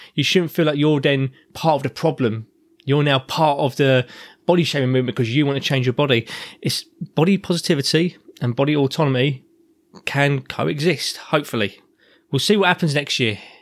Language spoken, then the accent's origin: English; England, United Kingdom; I'm an Englishman